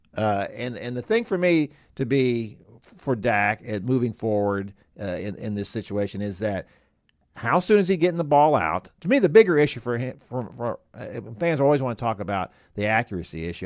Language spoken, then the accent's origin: English; Houston, Texas, United States; I grew up in Houston.